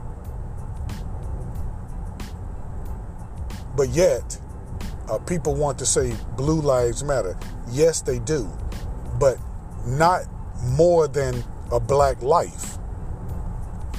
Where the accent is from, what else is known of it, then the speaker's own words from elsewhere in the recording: United States; I am American